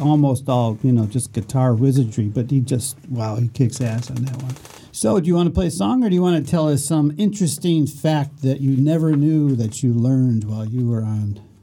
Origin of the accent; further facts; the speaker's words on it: Chicago, Illinois, United States; I'm from Chicago